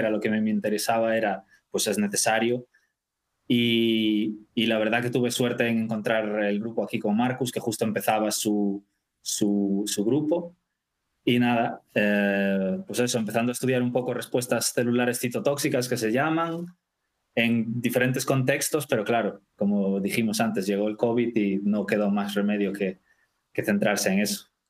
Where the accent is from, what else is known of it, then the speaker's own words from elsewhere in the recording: Vigo, Galicia, Spain; moved away as an adult; also born or lived in Dublin, Ireland; now in Stockholm, Sweden; soy de Vigo